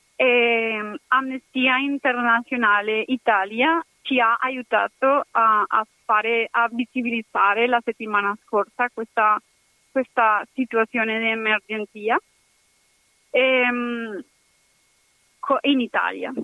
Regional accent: Cali, Valle del Cauca, Colombia; Italian is a second language; now in Padua, Italy; sono colombiana, sono dei Cali e adesso la mia città è colpita

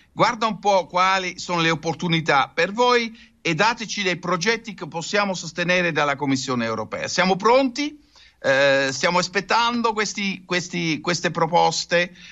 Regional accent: Netherlands; Italian is a second language; È un paese che così presso il mare avrà delle difficoltà, lo so da olandese, ma lo vedo anche per l'Italia.

